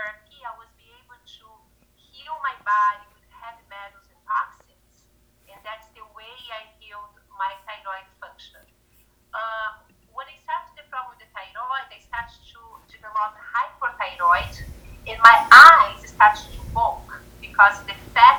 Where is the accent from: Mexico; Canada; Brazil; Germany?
Brazil; moved away as an adult; now in United States; I'm from Brazil